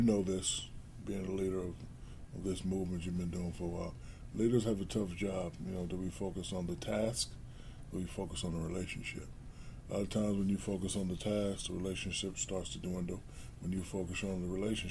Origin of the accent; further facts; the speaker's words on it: Newark, New Jersey, United States; I built a great movie theater in my hometown of Newark, New Jersey